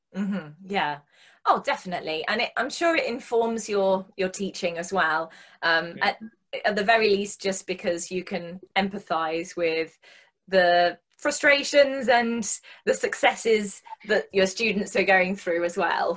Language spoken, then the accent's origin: English; West Midlands, United Kingdom; also born or lived in Germany; now in Edinburgh, United Kingdom; we're both from a similar place in the West Midlands